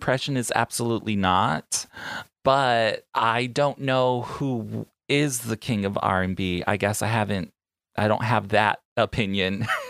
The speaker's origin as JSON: {"language": "English", "region": "New York", "country": "United States", "moved": "yes", "lives_now": "Long Beach, United States", "said": "I'm a New Yorker, I'm used to taking the public transportation."}